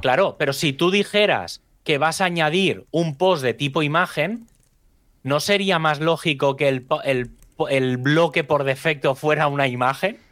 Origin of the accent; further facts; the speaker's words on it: Spain; hablo como español ¿eh? o como latino en este sentido, como hispano